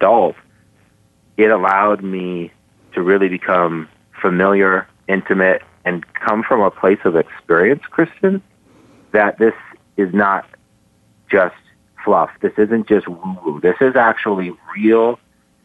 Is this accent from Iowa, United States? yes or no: no; Boulder, Colorado, United States; growing up in Boulder